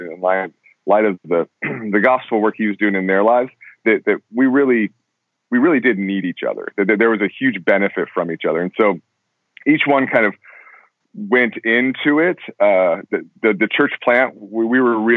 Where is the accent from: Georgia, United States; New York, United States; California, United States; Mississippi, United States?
California, United States; also born or lived in Colorado / Los Angeles, California; I was raised in Colorado until I was 10, and then moved to California. I've been in California since